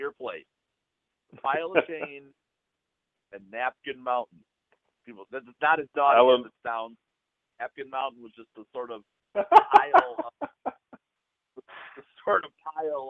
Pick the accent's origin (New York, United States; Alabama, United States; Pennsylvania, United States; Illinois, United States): Illinois, United States; Chicago; the White Sox postgame shows that we grew up with out in Chicago